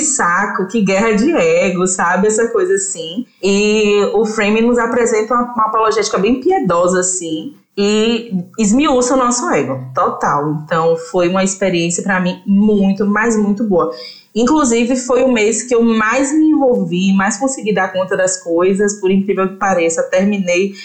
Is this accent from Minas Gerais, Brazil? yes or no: no; Tanquinho, Bahia, Brazil; also born or lived in Feira de Santana; estou gravando com vocês de Feira de Santana, mas eu sou de Tanquinho, né? É uma cidade que é do interior do interior do interior da Bahia